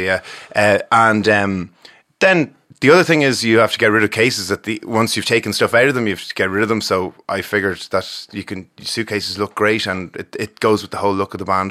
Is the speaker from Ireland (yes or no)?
yes; Ballymore Eustace, Leinster, Ireland; We grew up in Ballymore, Eustis.